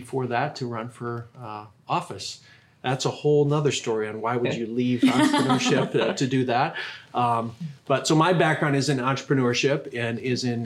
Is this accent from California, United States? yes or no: no; Minnesota, United States; moved away as an adult; also born or lived in Iowa; now in Sioux Falls, United States; Minnesota guy by background